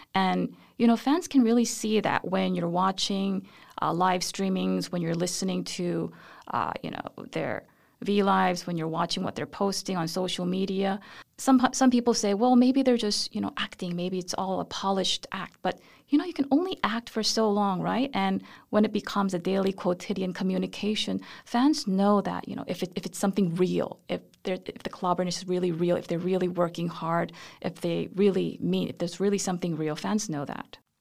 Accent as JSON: {"language": "English", "country": "South Korea", "tie": "born or raised there", "moved": "as an adult", "lives_now": "United States", "said": "I was born in Korea, and then my family and I moved to the U S when I was two years old, and we came back when I was seven years old."}